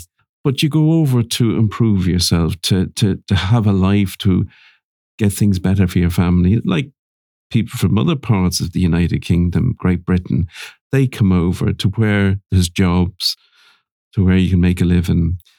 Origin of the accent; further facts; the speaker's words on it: Ireland; accent: Irish; moved away; also born or lived in London; I almost felt Like I had to change my accent so I didn't stand out as being Irish.